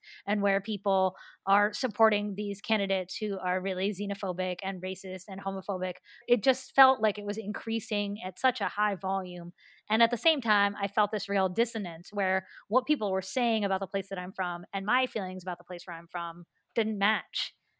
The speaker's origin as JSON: {"language": "English", "region": "West Virginia", "country": "United States", "said": "when I tell people I'm from West Virginia, like, they don't believe me."}